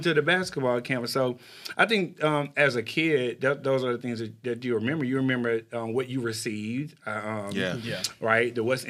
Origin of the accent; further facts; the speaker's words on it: Texas, United States; I grew up in Texas and it was hot